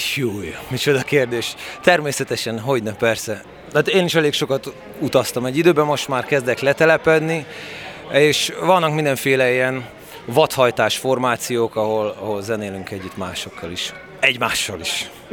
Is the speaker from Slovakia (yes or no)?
no; Oradea, Bihor County, Romania; Erdélyben születtem legutoljára, nagyváradi születésű vagyok.